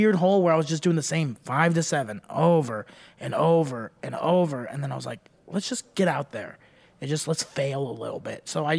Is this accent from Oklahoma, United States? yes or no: no; Dallas, Texas, United States; I didn't want to bomb a lot in my hometown.